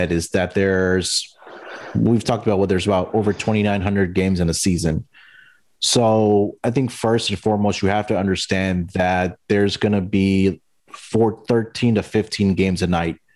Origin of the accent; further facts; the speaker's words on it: Houston, Texas, United States; And being in Houston, I also follow the Astros because it's my hometown team, also.